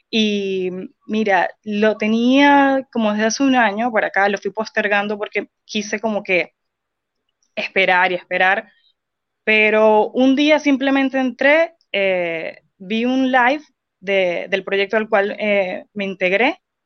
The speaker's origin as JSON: {"language": "Spanish", "country": "Venezuela", "moved": "as an adult", "lives_now": "Chile", "said": "soy venezolana, tengo poco más de 5 años acá en Chile"}